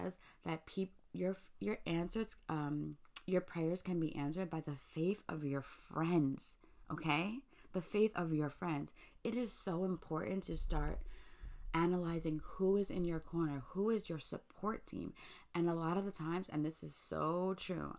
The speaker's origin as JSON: {"language": "English", "town": "New York City", "region": "New York", "country": "United States", "said": "I'm from Staten Island"}